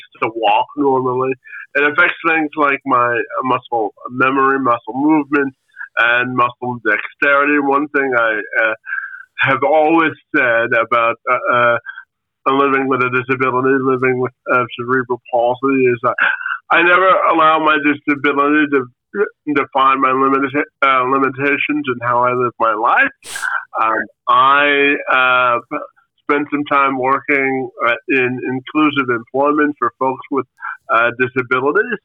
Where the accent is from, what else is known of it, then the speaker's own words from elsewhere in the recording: Windsor, Ontario, Canada; my brother and I are Canadian kids